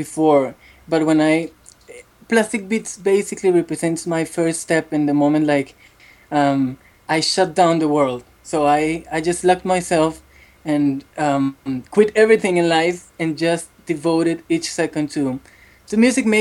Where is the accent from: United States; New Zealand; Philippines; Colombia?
Colombia; Bucaramanga, Santander; English is a second language; I was born in a city called Bucaramanga, in the east side of the country